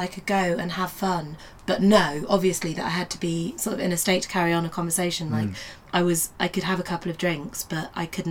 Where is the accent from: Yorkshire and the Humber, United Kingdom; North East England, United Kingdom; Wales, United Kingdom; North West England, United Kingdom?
Yorkshire and the Humber, United Kingdom; moved away as an adult; when I was growing up in Yorkshire, I didn't speak like this